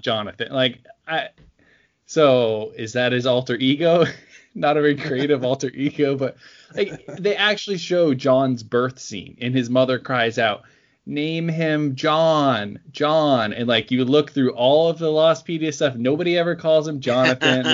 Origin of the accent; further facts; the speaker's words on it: Oregon, United States; born or raised there